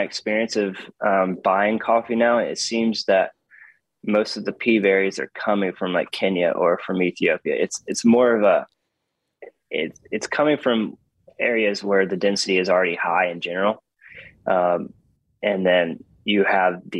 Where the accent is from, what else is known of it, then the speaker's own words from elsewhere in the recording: Hattiesburg, Mississippi, United States; I'm not from Laurel. I'm from Hattiesburg